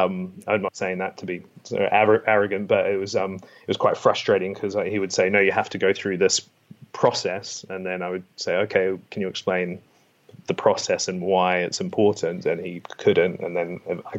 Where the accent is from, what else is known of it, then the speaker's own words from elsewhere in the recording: New Plymouth, Taranaki, New Zealand; accent: Kiwi; moved away; I'm from New Plymouth.